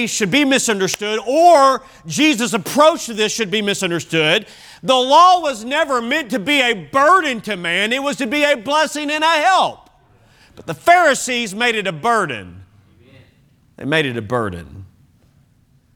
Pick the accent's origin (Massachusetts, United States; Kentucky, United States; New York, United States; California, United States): Kentucky, United States; when I grew up in Kentucky